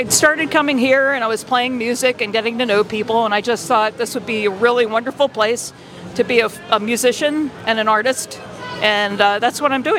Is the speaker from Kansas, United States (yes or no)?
no; Baltimore, Maryland, United States; also born or lived in Essex, Maryland / York, Pennsylvania; now in Key West, United States; I am originally from Baltimore, Maryland. I moved here from York, Pennsylvania, and I've lived in Key West nearly 10 years.